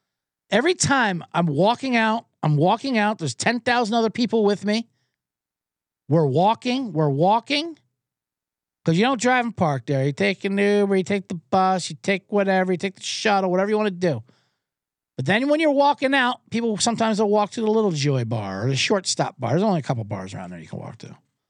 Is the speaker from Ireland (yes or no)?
yes; Ireland; But as an Irishman, you have to defend them a little bit.